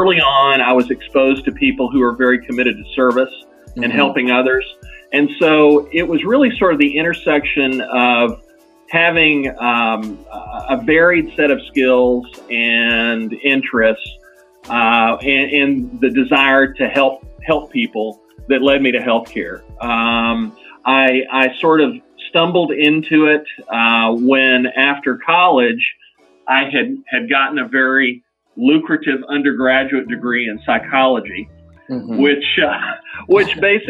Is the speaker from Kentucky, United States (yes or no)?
no; Austin, Texas, United States; I grew up in Austin, Texas.